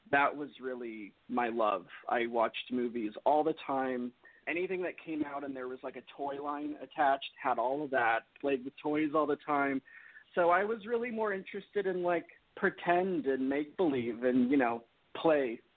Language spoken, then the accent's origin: English; Orange, California, United States; Orange, California, not too far where you were from.